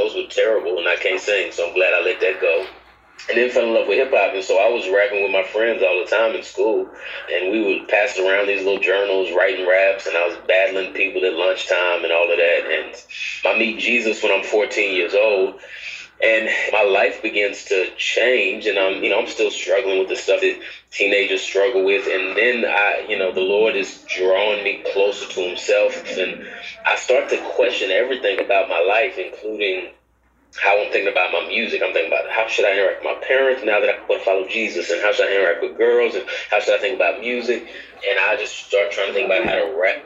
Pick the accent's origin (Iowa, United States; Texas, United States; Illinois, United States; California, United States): Texas, United States; Dallas; now in Atlanta, United States; Born and raised in Dallas, Texas. Grew up there